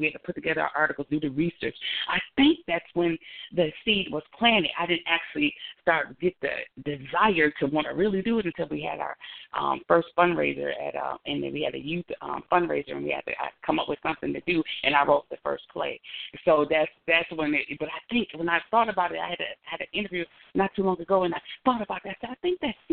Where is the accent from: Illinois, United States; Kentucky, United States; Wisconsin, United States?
Wisconsin, United States; Racine; I grew up in Racine, Wisconsin, with mom and dad